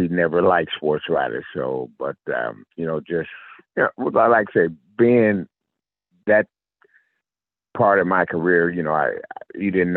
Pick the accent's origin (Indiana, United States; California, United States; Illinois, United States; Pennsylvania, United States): Illinois, United States; Decatur; also born or lived in Memphis, Tennessee; I grew up in a little small town in Illinois.